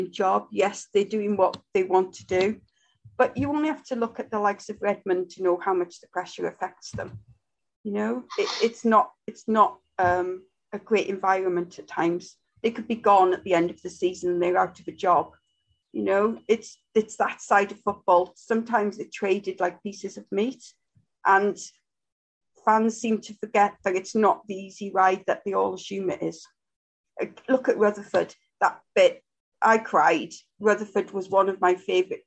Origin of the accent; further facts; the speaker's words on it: Wrexham, Wales, United Kingdom; I'm from Wrexham.